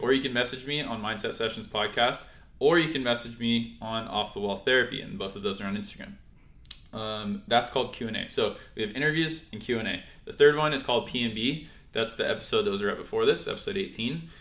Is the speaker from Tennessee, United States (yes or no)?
no; San Clemente, California, United States; We grew up in San Clemente together